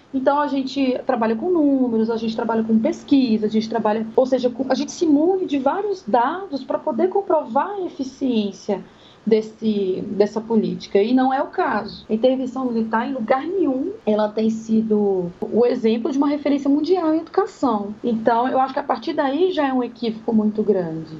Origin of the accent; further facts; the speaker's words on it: Sobradinho, Federal District, Brazil; Sobradinho, que é a região onde eu cresci